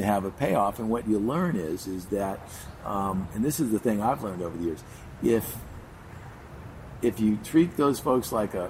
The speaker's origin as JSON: {"language": "English", "town": "Beverly Hills", "region": "California", "country": "United States", "tie": "born or raised there", "said": "I grew up in Beverly Hills, went to Beverly Hills High School."}